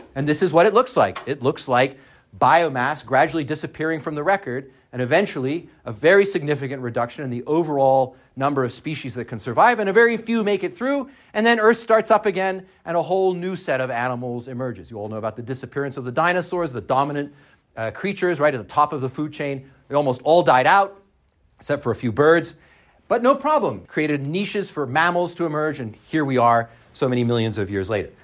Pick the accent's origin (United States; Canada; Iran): Canada; I'm Canadian